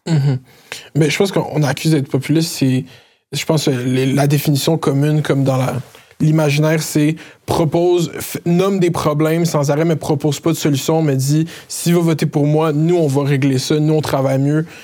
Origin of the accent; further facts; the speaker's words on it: Laval, Quebec, Canada; Je suis né à Cité de la santé. J'ai grandi à Chemédé, Saint-Martin-de-Laurentide, dans ce coin-là